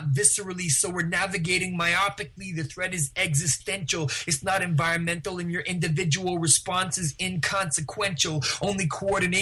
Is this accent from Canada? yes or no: yes; Vancouver, British Columbia, Canada; also born or lived in New Westminster; I grew up in New Westminster and in East Vancouver